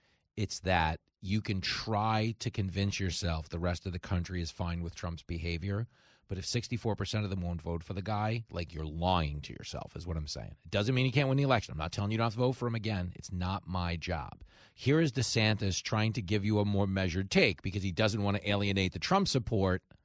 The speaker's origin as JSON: {"language": "English", "region": "New York", "country": "United States", "said": "as a New Yorker"}